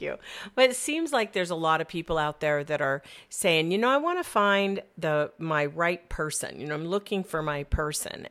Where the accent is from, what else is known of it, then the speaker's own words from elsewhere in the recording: Phoenix, Arizona, United States; also born or lived in Southern California; Being a Phoenician